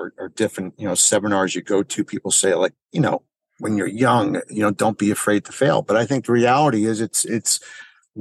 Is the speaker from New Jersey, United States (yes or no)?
yes; Springfield, New Jersey, United States; I grew up in Springfield, New Jersey